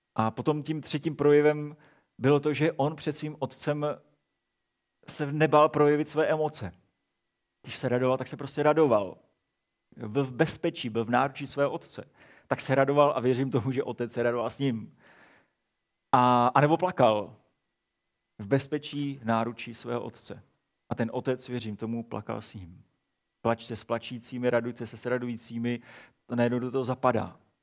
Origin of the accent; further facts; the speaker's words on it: Czechia; my jako Češi jsme velmi emocionální národ.